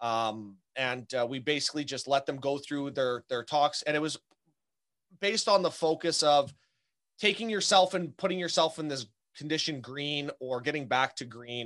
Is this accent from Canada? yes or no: yes; Canada; now in Southern Manitoba, Canada; I'm Canadian. So I'm up here coming at you from, Southern Manitoba